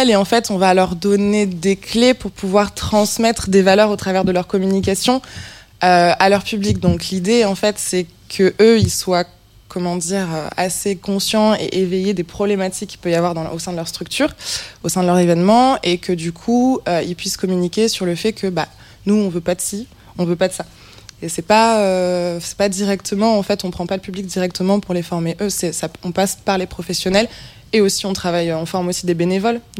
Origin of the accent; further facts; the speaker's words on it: Toulouse, Occitania, France; Moi, je venais, de, je venais de Toulouse et je suis arrivée à Paris.